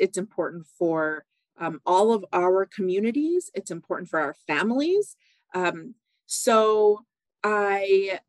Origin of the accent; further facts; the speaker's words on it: California, United States; also born or lived in Barrow; I grew up partially in Northern California. That's where my mom is from.